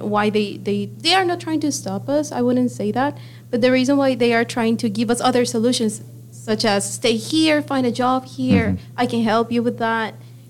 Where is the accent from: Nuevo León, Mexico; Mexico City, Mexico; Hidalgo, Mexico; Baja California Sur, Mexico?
Hidalgo, Mexico; Pachuca; English is a second language; moved away as an adult; now in Vancouver, Canada; So I grew up in Pachuca. My parents are from Hidalgo, not from Pachuca, but they moved since they were very young